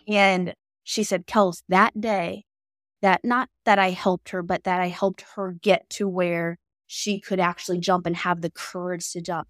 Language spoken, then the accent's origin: English; Canton, Ohio, United States; I'm not from this city or Hilliard, Ohio, but I'm from Canton, Ohio